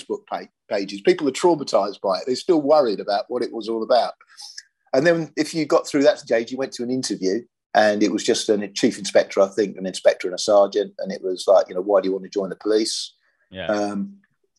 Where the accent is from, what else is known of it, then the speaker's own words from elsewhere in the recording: Sussex, South East England, United Kingdom; I was brought up in Sussex